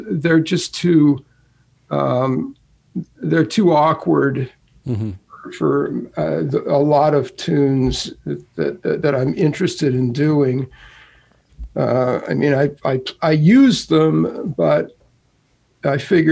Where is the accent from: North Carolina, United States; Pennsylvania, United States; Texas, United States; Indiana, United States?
Pennsylvania, United States; central; I grew up not far from here. My hometown's only 24 miles away